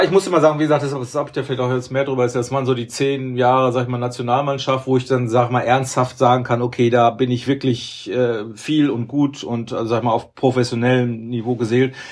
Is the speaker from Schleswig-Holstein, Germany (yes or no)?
no; Duisburg, North Rhine-Westphalia, Germany; Ich komme ja auch aus der Ecke da, Duisburg.